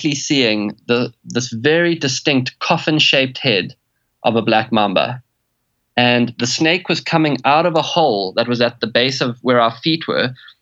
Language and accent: English; South Africa